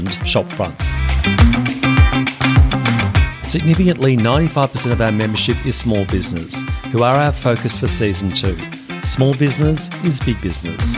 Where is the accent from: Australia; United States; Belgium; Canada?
Australia; Melbourne, Victoria; I'm from Melbourne